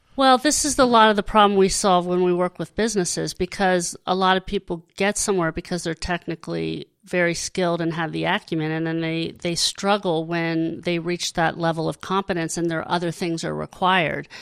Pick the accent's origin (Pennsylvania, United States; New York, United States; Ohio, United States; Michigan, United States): Pennsylvania, United States; Hershey; I grew up in Hershey